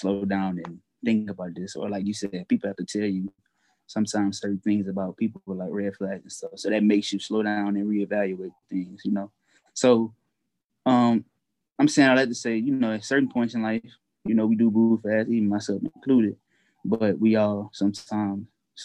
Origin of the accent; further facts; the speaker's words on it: Louisiana, United States; I'm from where I'm from, Louisiana, or from the South